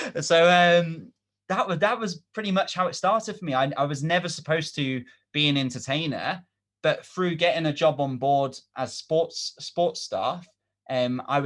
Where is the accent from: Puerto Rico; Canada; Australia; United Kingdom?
United Kingdom; England; we're from England